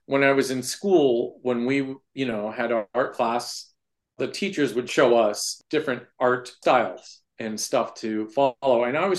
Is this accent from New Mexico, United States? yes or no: no; San Jose, California, United States; now in Perrysburg, United States; Originally San Jose, California.